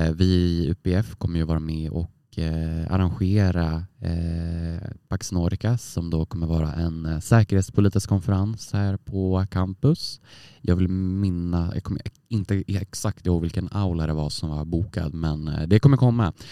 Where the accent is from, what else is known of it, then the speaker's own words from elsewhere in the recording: Västerås, Västmanland, Sweden; moved away as an adult; now in Umeå, Sweden; Jag är ju från Västerås, eh, en timme från Stockholm. Och eh, jag kände att jag behövde komma långt bort från min hemstad som jag liksom vuxit upp i och bott i 20 år